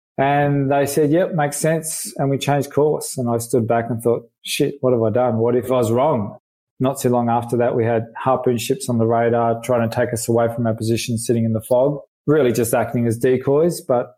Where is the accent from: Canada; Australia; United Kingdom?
Australia; Melbourne, Victoria; I grew up in West Heidelberg, opposite Darwin Creek